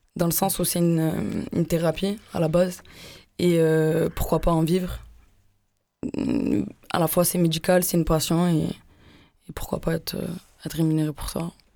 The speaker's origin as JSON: {"language": "French", "town": "Marseille", "region": "Provence-Alpes-Côte d'Azur", "country": "France", "said": "je viens de Marseille"}